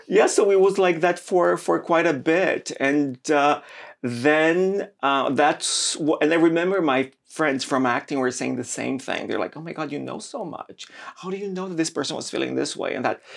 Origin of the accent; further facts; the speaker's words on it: Brazil; moved away; I grew up in Brazil